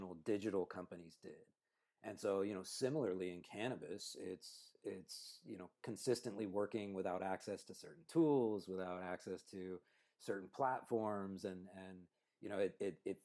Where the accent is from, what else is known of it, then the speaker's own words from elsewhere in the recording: Cupertino, California, United States; born and raised in Cupertino